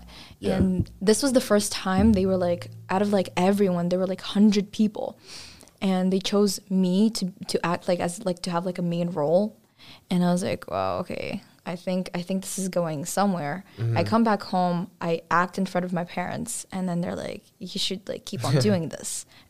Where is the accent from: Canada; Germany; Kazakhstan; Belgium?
Kazakhstan; now in United States; because I wasn't born here and it's not my country. My home country is Kazakhstan, and I want to be remembered by those people.